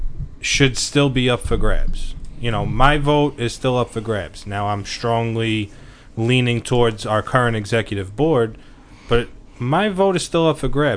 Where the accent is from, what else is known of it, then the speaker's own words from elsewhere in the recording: New York City, New York, United States; He knows I come from Maspeth